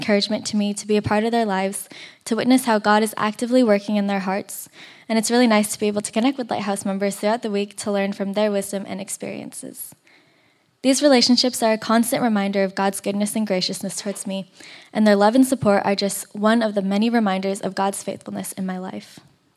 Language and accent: English; Torrance, California, United States; I grew up here in Torrance